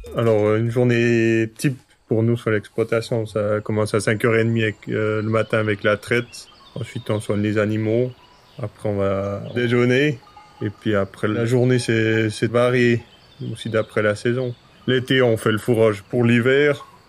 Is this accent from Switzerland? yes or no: yes; Le Mouret, Fribourg, Switzerland; je viens du Mouret, j'ai 28 ans, je suis agriculteur sur l'exploitation familiale. C'est euh, dans le canton de Fribourg